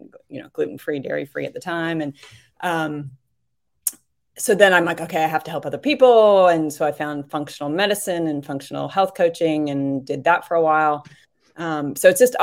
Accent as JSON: {"language": "English", "town": "Manhattan Beach", "region": "California", "country": "United States", "tie": "born or raised there", "said": "In California, Manhattan Beach, California"}